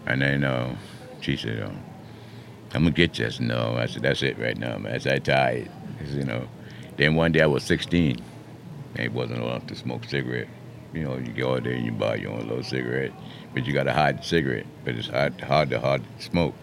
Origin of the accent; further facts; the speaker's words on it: Mount Pleasant, South Carolina, United States; moved away as an adult; also born or lived in Florence, South Carolina; I was born up the in Mount Pleasant, you know, east of Cooper